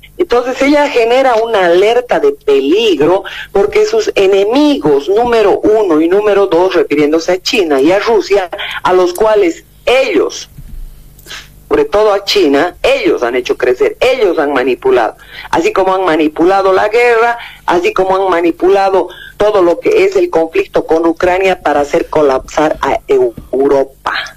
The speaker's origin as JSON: {"language": "Spanish", "country": "Bolivia", "said": "como bolivianos"}